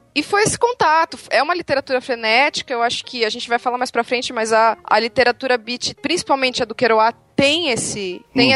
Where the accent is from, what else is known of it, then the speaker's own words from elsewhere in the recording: Santa Catarina, Brazil; now in Curitiba, Brazil; eu sou Catarina, moro há seis anos em Curitiba